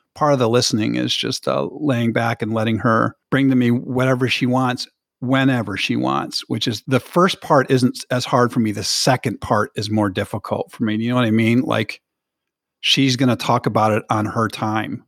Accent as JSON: {"language": "English", "town": "South Bend", "region": "Indiana", "country": "United States", "tie": "born or raised there", "moved": "yes", "lives_now": "Michigan, United States", "said": "I grew up in South Bend, Indiana, with four brothers"}